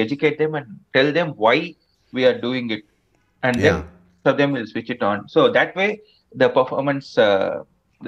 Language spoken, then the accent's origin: English; Kanchipuram, Tamil Nadu, India; accent: Tamilian; English is a second language; now in Chennai, India; growing up in Kanchipuram was so much fun